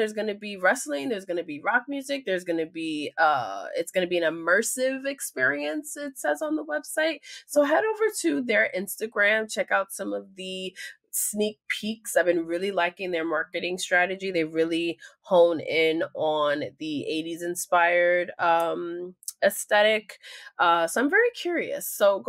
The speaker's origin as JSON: {"language": "English", "region": "New York", "country": "United States", "said": "So I am from New York"}